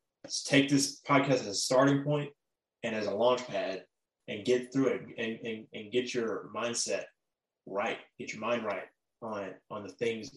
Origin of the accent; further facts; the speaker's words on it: Memphis, Tennessee, United States; I'm from Memphis